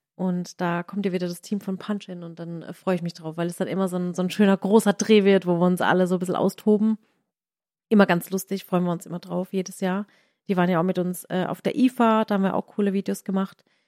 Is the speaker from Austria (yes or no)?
no; Waghäusel, Baden-Württemberg, Germany; meine Heimat ist hier Warkhäusel, aber das ist irgendwie trotzdem so, so die zweite Heimat